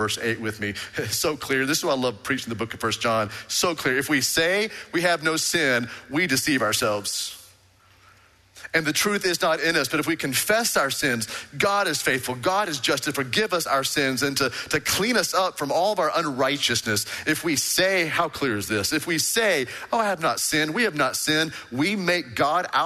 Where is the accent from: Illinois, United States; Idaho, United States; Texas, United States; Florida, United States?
Texas, United States; Waco; I was born in Hillcrest Baptist Hospital, went to Baylor Baptist University